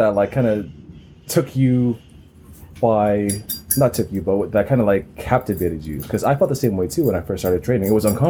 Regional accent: Los Angeles, California, United States; I grew up in Echo Park, so I know what's up a little bit.

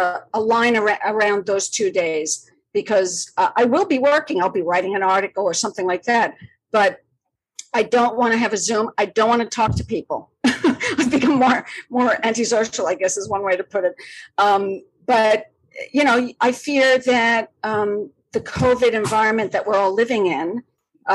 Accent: Malaga, Andalusia, Spain; also born or lived in Madrid, Spain; now in New York City, United States; My hometown in the south of Spain, Malaga, which is where I grew up

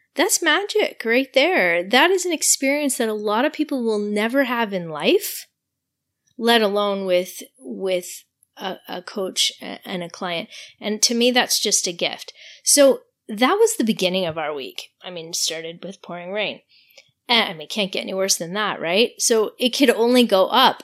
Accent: Quebec, Canada; I'm from Quebec, so this was the beginning of like such an incredible week for me where I spoke French the whole week. I got to practice my French all week

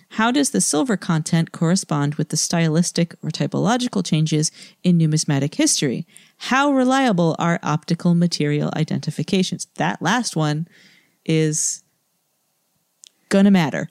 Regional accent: New England, United States; moved away; I'm from New England, and I remember summers in my childhood.

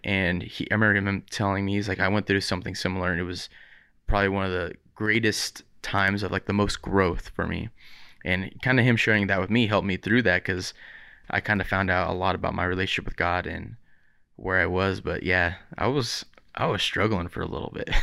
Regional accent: Riverside, California, United States; I grew up in Riverside

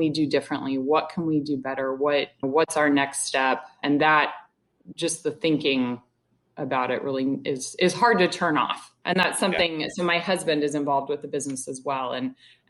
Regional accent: Indianapolis, Indiana, United States; moved away as an adult; I grew up in Indianapolis.

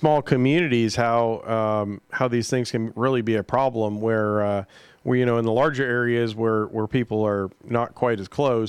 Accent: East Coast, United States; now in Kansas, United States; I grew up on the East Coast

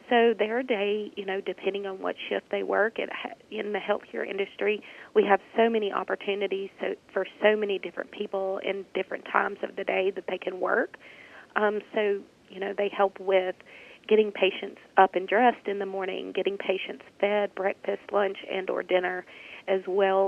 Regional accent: Senatobia, Mississippi, United States; I am originally born and raised in Senatobia, Mississippi. I graduated from high school at Senatobia

